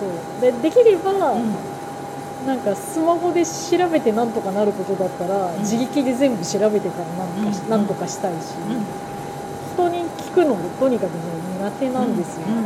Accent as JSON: {"language": "Japanese", "region": "Tokyo", "country": "Japan", "tie": "born or raised there", "said": "私は東京育ちだから"}